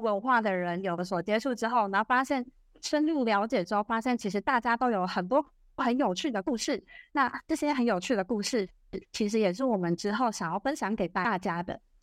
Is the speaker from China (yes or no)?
no; Taiwan; 我的妈妈是柬埔寨人，我的爸爸是台湾人